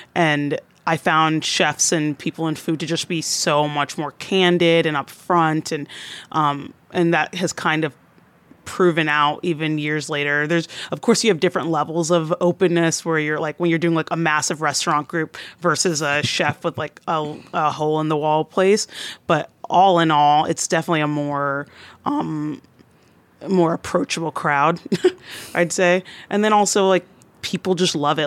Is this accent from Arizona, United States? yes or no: no; Atlanta, Georgia, United States; moved away as an adult; now in New York, United States; I'm originally from the Atlanta area